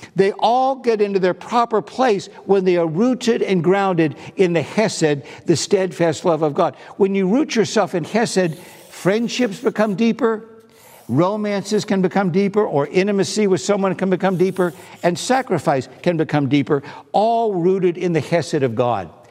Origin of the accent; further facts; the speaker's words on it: East Coast, United States; I was from the East Coast